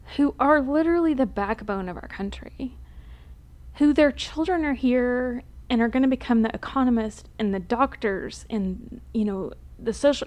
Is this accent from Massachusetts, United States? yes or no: no; Texas, United States; I grew up in Texas